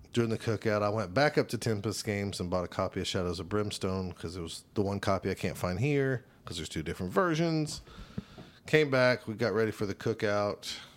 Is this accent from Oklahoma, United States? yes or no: yes; Choctaw, Oklahoma, United States; I'm from Choctaw